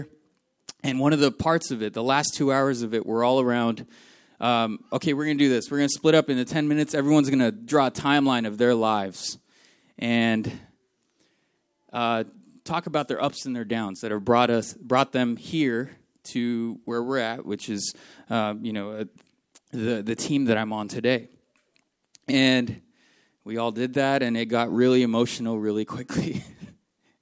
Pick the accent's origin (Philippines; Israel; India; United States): Philippines; moved away; The house that I grew up in the Philippines, that I was born into